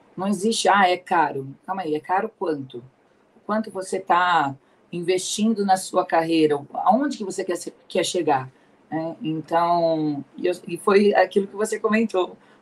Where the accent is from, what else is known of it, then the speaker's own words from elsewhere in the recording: Ribeirão Preto, São Paulo, Brazil; also born or lived in Anápolis, Goiás; sou aqui de Ribeirão Preto, nasci aqui em Ribeirão, é, permaneço aqui em Ribeirão Preto